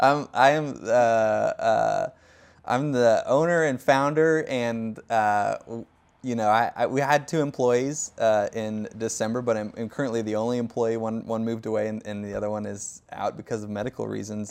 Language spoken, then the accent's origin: English; Davenport, Iowa, United States; moved away as an adult; I grew up in Davenport, Iowa, uh, which is about three hours west of Chicago, five hours north of Saint Louis.